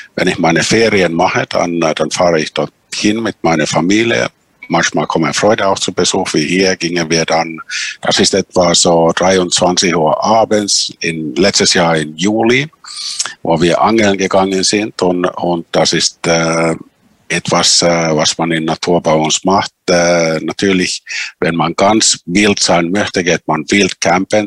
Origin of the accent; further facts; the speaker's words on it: Finland; die Sami in Finnland, unsere Urbevölkerung